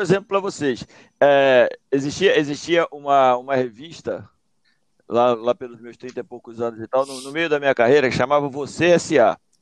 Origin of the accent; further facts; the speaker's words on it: Mesquita, Rio de Janeiro, Brazil; de onde eu venho, lá de Juscelino, presidente Juscelino, lá, pô, distrito de Mesquita, que já foi de Nova Iguaçu